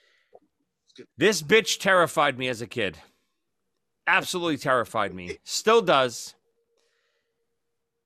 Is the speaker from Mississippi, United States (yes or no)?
no; New York City, New York, United States; growing up in Brooklyn and New York